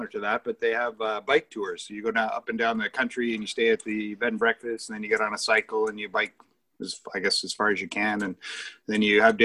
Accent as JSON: {"language": "English", "town": "Ottawa", "region": "Ontario", "country": "Canada", "tie": "born or raised there", "said": "I am born and raised in Ottawa, so Canadian boy"}